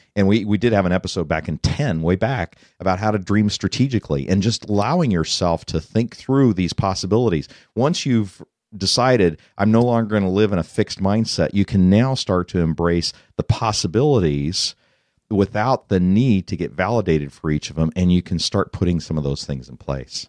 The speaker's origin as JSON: {"language": "English", "region": "Colorado", "country": "United States", "tie": "born or raised there", "moved": "yes", "said": "I grew up in Colorado"}